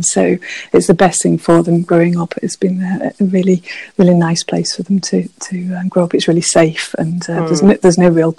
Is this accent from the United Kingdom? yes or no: yes; Manchester, North West England, United Kingdom; moved away as an adult; also born or lived in Highlands of Scotland; now in Scotland, United Kingdom; I grew up in Manchester, actually, in city